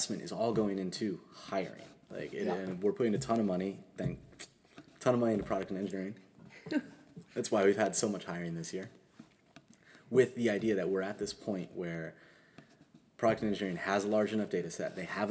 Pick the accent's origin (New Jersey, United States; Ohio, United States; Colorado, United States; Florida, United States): Ohio, United States; Cincinnati; I'm from Cincinnati